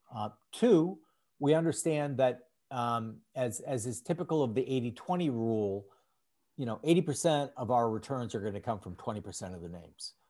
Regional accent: St. Paul, Minnesota, United States; I grew up in St. Paul, Minnesota

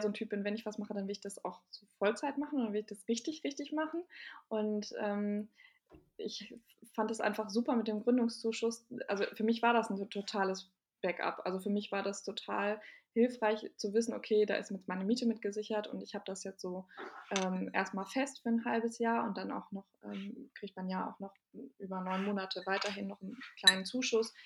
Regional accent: Bielefeld, North Rhine-Westphalia, Germany; now in Berlin, Germany; ich bin aus, ähm, gebürtig aus Bielefeld

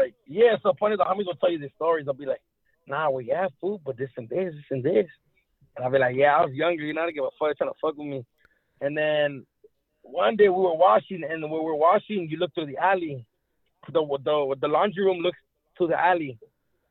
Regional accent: Los Angeles, California, United States; I grew up in Echo Park in downtown

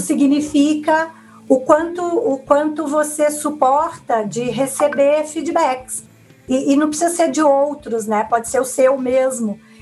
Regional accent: Minas Gerais, Brazil; moved away; sou mineira do interior, de uma família relativamente grande

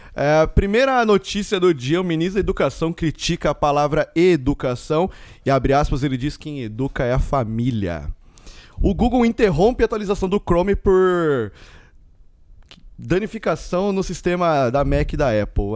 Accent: Mogi das Cruzes, São Paulo, Brazil; mesmo sendo brasileiro, porque eu estudei desde o maternal até a terceira série, eu estudei numa escola japonesa aqui em Mogi

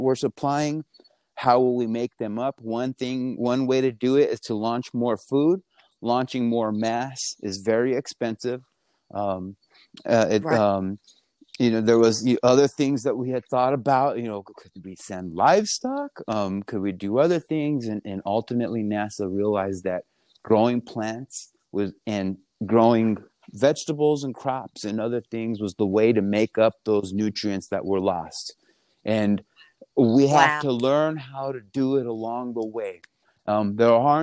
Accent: Española, New Mexico, United States; I'm from Espanola, New Mexico, which is the northern part of the state

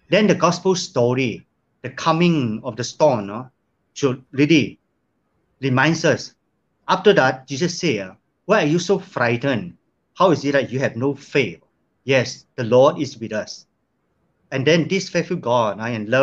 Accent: Sandakan, Sabah, Malaysia; moved away as an adult; now in Kota Kinabalu, Malaysia; moving back to my hometown, Sandakan.

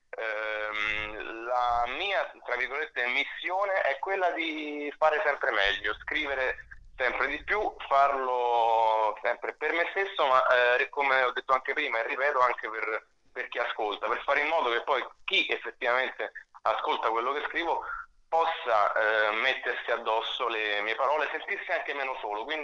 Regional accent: Salerno, Campania, Italy; also born or lived in Rome; now in Milan, Italy; Vivo, ho vissuto sette anni a Roma, mi sono spostato a Milano di recente, eh, ma vivo tra Milano e Roma. Io sono originario di Salerno

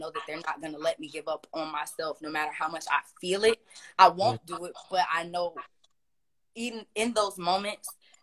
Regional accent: Palm Beach, Florida, United States; I'm from Palm Beach

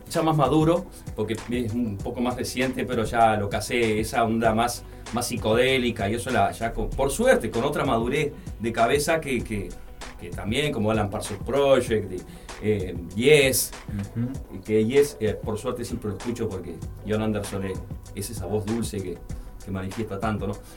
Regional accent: Barros Blancos, Canelones, Uruguay; yo crecí en Canelones, en Barros Blanco

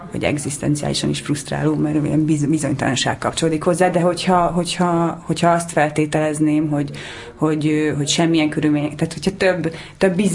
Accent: Szentes, Csongrád-Csanád, Hungary; Hmm. Szentesen.

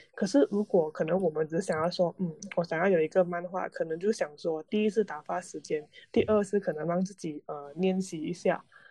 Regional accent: Malaysia; 马在来西亚人嗯。是多元，多元文化，讲讲，就是我们从小就在一种，多呃元种多元族种族的一个环境下成长啊

